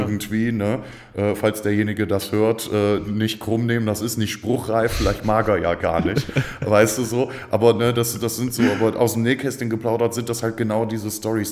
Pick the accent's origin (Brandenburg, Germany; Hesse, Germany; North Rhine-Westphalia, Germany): North Rhine-Westphalia, Germany; Stolberg; also born or lived in Aachen; ich komme von hier, wohne schon seit Ewigkeiten in Aachen, geboren bin ich in Stolberg bei Aachen